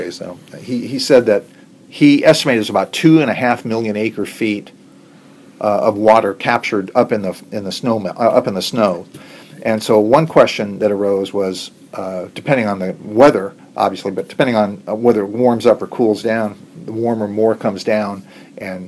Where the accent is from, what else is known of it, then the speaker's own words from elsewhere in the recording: San Diego, California, United States; where I grew up in San Diego